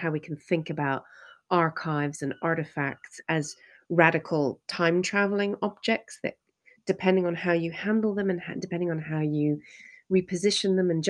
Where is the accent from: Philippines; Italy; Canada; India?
Canada; Western Canada; I'm originally from Canada, from Western Canada, but first generation of immigrant parents.